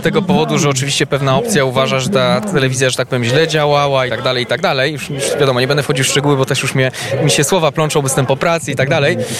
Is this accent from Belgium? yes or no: yes; Belgium; moved away as an adult; now in Poland; się urodziłem w Belgii i tam no po prostu całe życie de facto spędziłem poza no, tymi, tymi ostatnimi latami